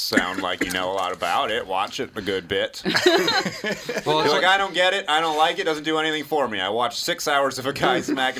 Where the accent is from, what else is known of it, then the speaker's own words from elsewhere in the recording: New England, United States; I'm from New England originally, so I welcome it.